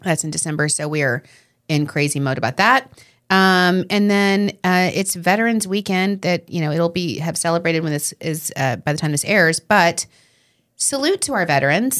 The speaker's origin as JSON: {"language": "English", "area": "Long Island", "region": "New York", "country": "United States"}